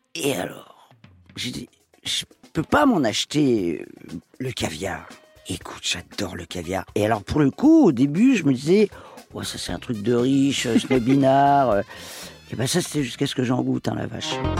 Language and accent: French; Paris, Île-de-France, France; also born or lived in Toledo, Spain (family origin); Ma région d'origine, euh, c'est l'Espagne, même si euh, je suis parisienne